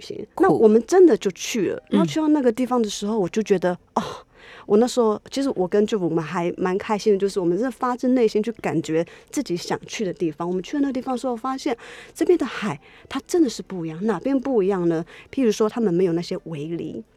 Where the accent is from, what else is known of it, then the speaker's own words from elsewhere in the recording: Keelung, Taiwan; 我从小在基隆长大